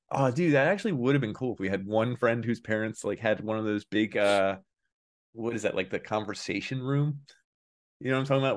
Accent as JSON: {"language": "English", "town": "Philadelphia", "region": "Pennsylvania", "country": "United States", "said": "I'm more Philly than him, too"}